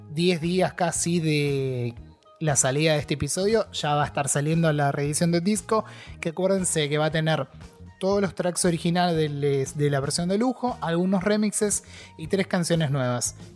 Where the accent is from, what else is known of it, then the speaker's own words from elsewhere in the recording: Argentina; yo que soy el embajador argentino